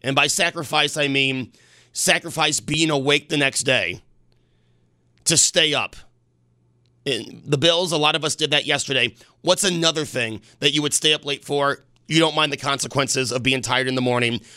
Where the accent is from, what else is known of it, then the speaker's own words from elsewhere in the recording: Buffalo, New York, United States; also born or lived in Hornell, New York; when I was eleven, we moved from Hornell to Buffalo, New York.